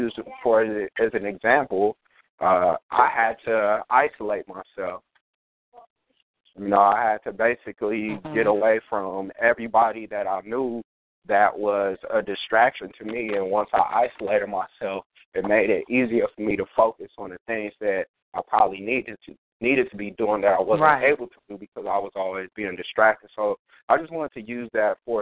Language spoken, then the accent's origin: English; California, United States; moved away; when I was growing up in California